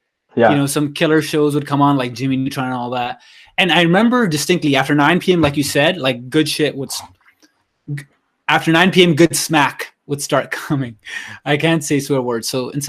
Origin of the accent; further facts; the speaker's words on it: Canada; It started with, we're in Canada, right? Me and Manny, we're from Canada.